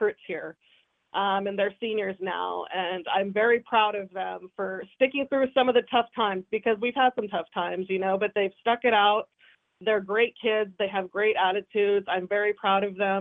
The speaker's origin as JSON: {"language": "English", "town": "Corvallis", "region": "Oregon", "country": "United States", "tie": "born or raised there", "moved": "yes", "said": "growing up in Corvallis"}